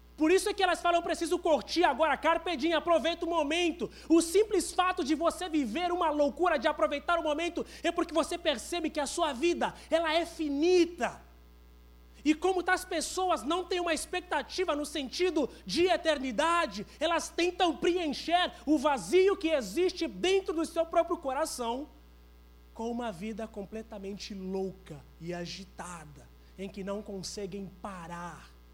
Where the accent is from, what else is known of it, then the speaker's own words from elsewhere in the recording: Angola; now in Brazil; Eu sou de Angola